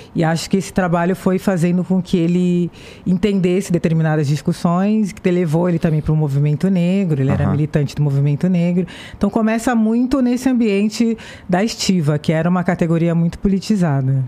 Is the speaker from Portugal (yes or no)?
no; Santos, São Paulo, Brazil; Eu sou de Santos, litoral de São Paulo, meu pai é estivador, era estivador no Porto de Santos